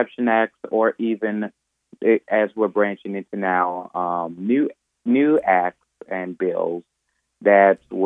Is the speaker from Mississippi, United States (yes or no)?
yes; McComb, Mississippi, United States; also born or lived in New Orleans, Louisiana; I was born in New Orleans, Louisiana, but from the time I was 6 years old, I grew up in Macomb, Mississippi, graduated from Macomb High School, graduated from Mississippi College